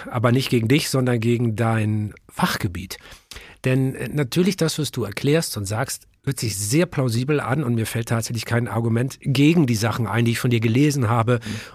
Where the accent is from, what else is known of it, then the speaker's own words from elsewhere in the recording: Hamburg, Germany; Ich bin Hamburger und äh, diese Stadt ist natürlich vom Hafen geprägt.